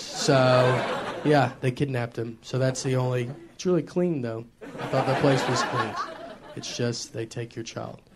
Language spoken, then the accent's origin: English; the South, United States; accent: southern; also born or lived in New York; I grew up in the South my entire life